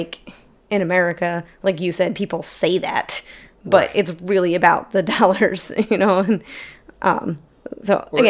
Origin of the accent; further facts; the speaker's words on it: Queens, New York, United States; And like, sure, we're from Queens.